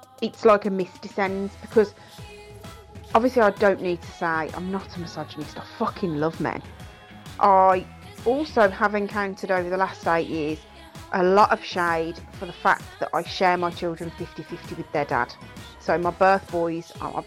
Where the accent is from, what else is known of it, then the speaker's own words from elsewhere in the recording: Ireland; I'm also Irish